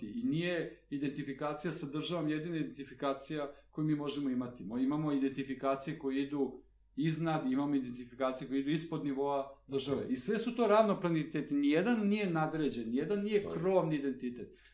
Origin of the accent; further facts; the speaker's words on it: Belgrade, Serbia; ja sam odrastao na Novom Beogradu, rodio sam se, dakle, i praktično od rođenja živeo na Novom Beogradu. Mi smo bili jako privrženi tom svom kraju.